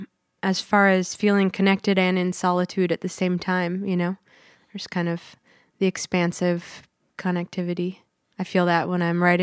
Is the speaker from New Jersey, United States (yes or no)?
no; Seattle, Washington, United States; moved away as an adult; I'm from Seattle. Been down here since 2009.